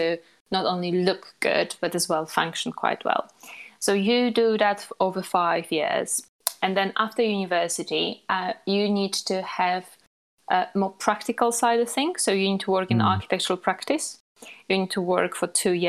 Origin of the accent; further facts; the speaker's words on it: Poland; moved away; I was born in Poland and graduated from architecture in Poland